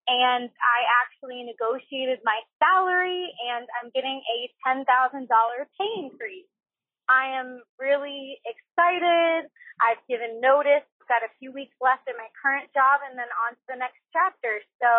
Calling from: Washington, District of Columbia, United States; I'm calling from Washington, D.C.

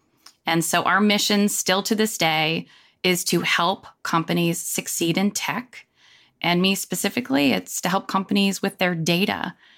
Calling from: Charlotte, North Carolina, United States; Charlotte, North Carolina, and it is hot, hot.

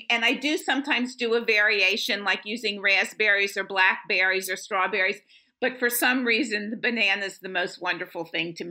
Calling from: Tampa, Florida, United States; Uh, sunny Tampa, Florida.

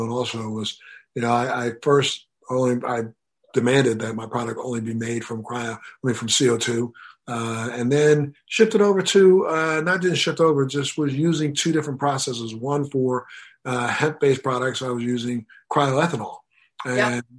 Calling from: Miami, Florida, United States

